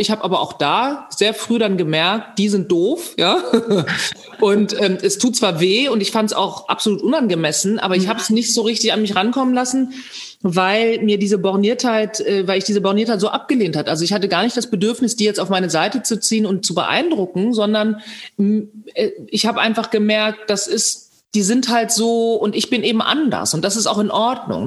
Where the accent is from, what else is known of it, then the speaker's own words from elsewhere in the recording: Bad Zwischenahn, Lower Saxony, Germany; ich meine Kindheit in Bad Zwischenahn verbringen durfte, im Ammerland, in, äh, next to Ostfriesland